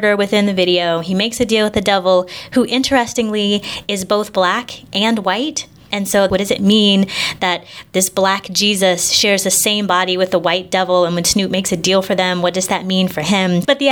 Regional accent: Indianapolis, Indiana, United States; moved away as an adult; also born or lived in Chicago / Long Beach, California; I grew up in Indianapolis, Indiana, on the east side.

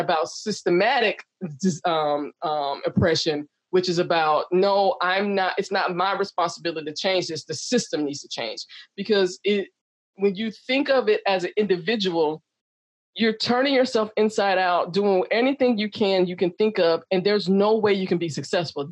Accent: the South, United States; also born or lived in Chicago / Texas; now in San Diego, United States; I grew up in the South

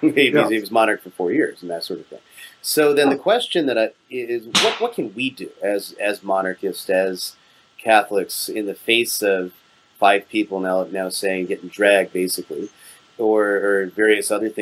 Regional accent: Connecticut, United States; I was born in Connecticut

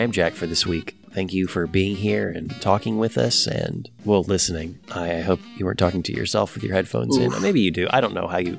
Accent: Jackson, Tennessee, United States; born or raised there

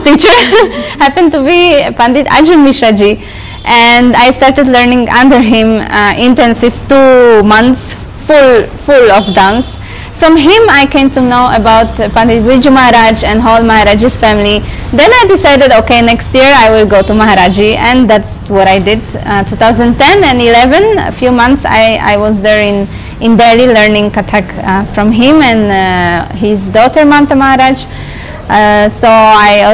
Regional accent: Poland; I am from Poland

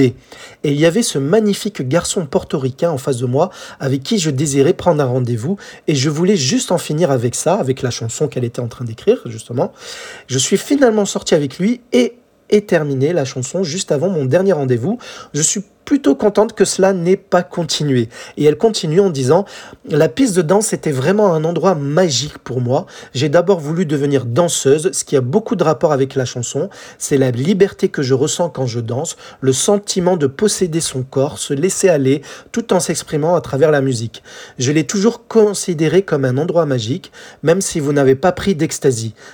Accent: France; chez nous en France

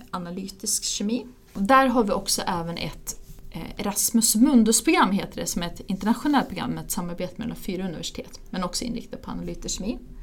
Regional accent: Ludvika, Dalarna County, Sweden; moved away as an adult; also born or lived in England; now in Uppsala, Sweden; jag är eh, ursprungligen från Ludvika, flyttade till Uppsala för att börja plugga

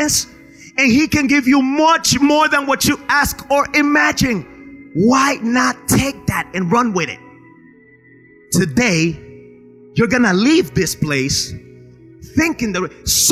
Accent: Spain; now in United States; I grew up in Spain

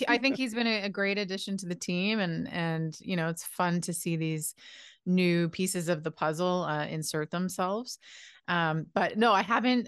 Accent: Halifax, Nova Scotia, Canada; I'm from Halifax, Nova Scotia

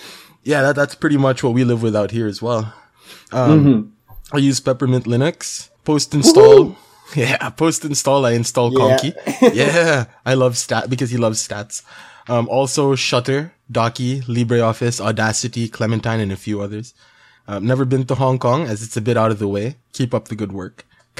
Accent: South Africa; But, yeah, hello from South Africa. Hi there. … And I'm from South Africa.

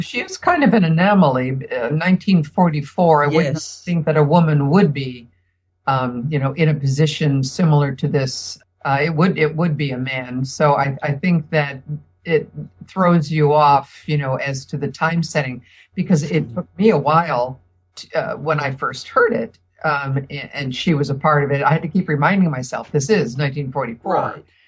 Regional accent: United States; we're as Americans

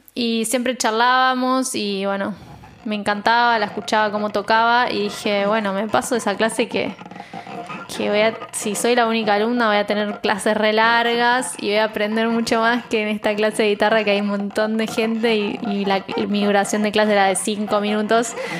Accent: San Nicolás de los Arroyos, Buenos Aires Province, Argentina; moved away as an adult; now in Buenos Aires, Argentina; yo soy del interior, de San Nicolás, y me vine a los 18 a ir acá

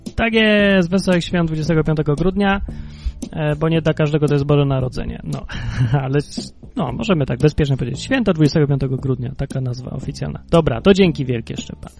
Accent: Kraków, Lesser Poland, Poland; poza Krakowem, skąd pochodzę i gdzie każdego roku tą Wigilię obchodziłem

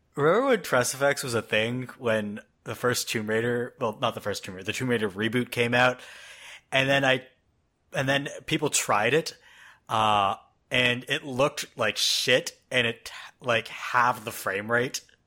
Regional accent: Canada; now in United States; I'm Canadian living in the States.

